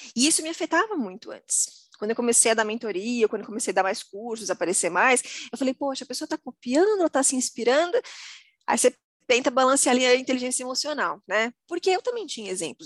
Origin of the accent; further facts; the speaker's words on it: Osasco, São Paulo, Brazil; Eu sou de Osasco, a cidade que mais vende hot dog no Brasil